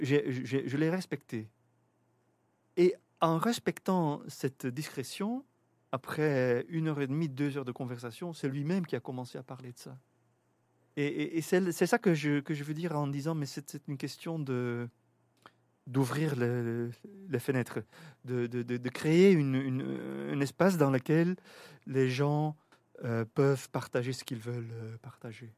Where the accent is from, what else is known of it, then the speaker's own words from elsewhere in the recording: Bruges, Flanders, Belgium; also born or lived in Netherlands / Leiden / Amsterdam / Brussels; je suis belge, je suis né à Bruges, je travaille à Bruxelles